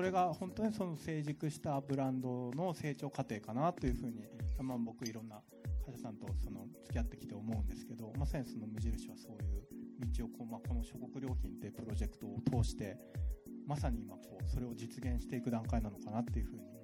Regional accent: Tokyo, Japan; moved away; 僕ももともと東京で生まれて今はもう東京住んでないんだけど

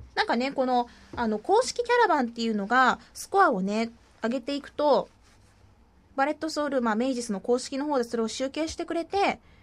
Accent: Kumamoto, Japan; もともと熊本出身だから

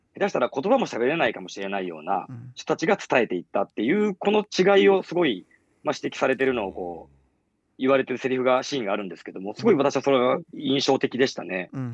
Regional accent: Kansai, Japan; now in Tokyo, Japan; 私は関西出身

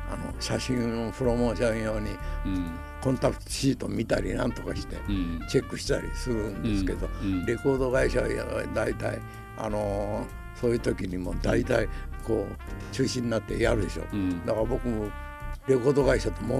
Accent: Nogata, Fukuoka, Japan; born there; それで生まれは能形って筑豊種ですけど

